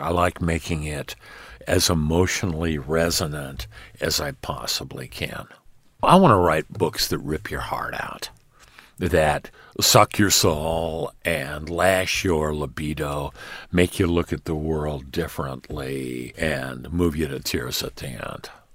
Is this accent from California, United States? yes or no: yes; Los Angeles, California, United States; the history of my hometown, L